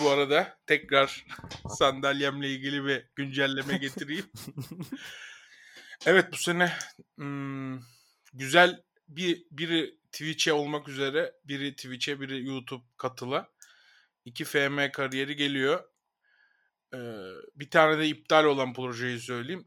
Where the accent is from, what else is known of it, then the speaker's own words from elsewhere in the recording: Ankara, Turkey; Ankara büyüdüğüm yer zaten